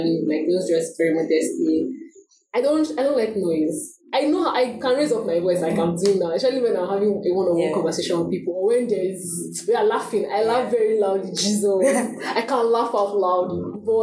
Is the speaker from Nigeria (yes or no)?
yes; Lagos, Nigeria; moved away; also born or lived in Enugu; I grew up in Lagos. Not even this area I grew up